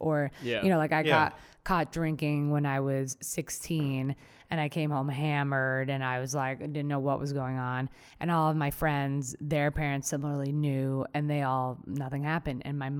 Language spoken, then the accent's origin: English; Colombia; my parents were like hyper aware of that, because we came from Colombia, and so they're like, oh, what's going on?